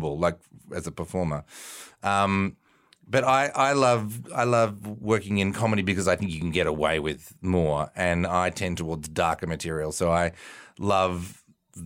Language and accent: English; Melbourne, Victoria, Australia; So I was born in a little barn in Melbourne, Australia. I grew up in Melbourne.